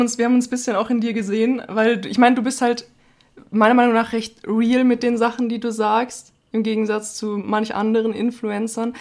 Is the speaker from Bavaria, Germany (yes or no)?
yes; Bavaria, Germany; da waren wir auch 18 Geil. Jahre alt und aus Bayern